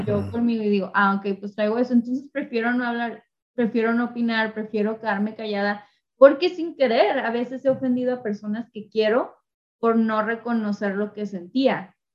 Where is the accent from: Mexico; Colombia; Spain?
Mexico; yo soy, mexicana, solo puedo hablar por mi cultura